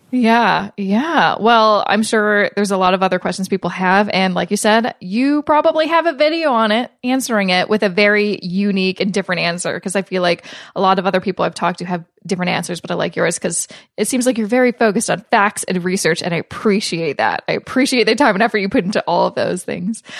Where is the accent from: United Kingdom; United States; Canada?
Canada; I'm Canadian